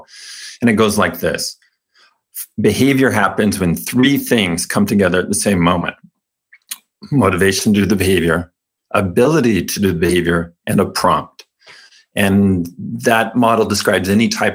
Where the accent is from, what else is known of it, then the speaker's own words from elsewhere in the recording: California, United States; I was raised Mormon in California